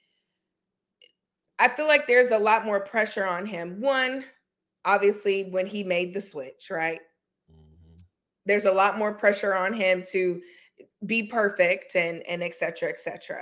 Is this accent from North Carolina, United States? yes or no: yes; North Carolina, United States; I'm from North Carolina